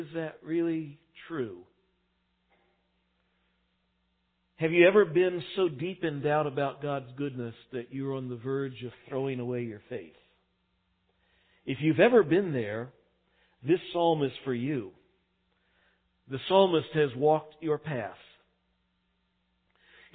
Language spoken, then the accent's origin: English; El Paso, Texas, United States; moved away; I grew up out in El Paso, Texas